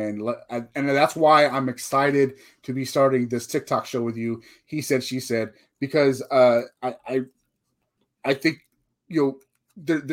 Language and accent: English; Texas, United States; I'm a Texan.